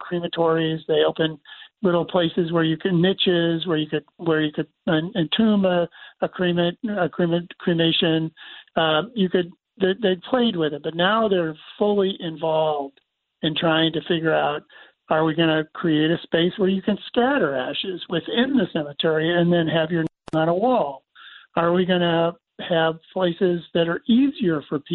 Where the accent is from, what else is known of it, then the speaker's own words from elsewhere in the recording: Syracuse, New York, United States; I grew up in Syracuse in this cemetery, 200-acre cemetery